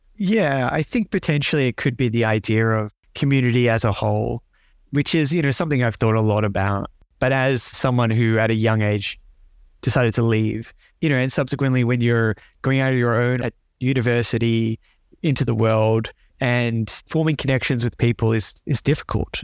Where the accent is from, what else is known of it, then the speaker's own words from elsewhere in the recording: Melbourne, Victoria, Australia; also born or lived in Canberra; growing up in Melbourne